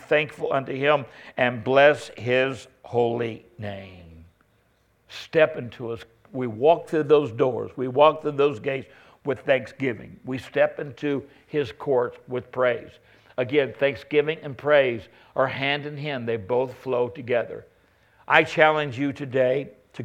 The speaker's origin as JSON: {"language": "English", "country": "United States", "said": "I'm an American"}